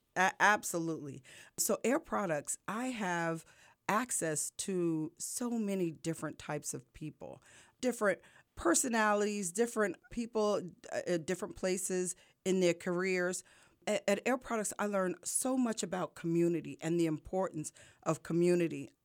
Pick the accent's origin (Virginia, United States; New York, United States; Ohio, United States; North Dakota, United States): New York, United States; now in Lehigh Valley, United States; I'm from New York originally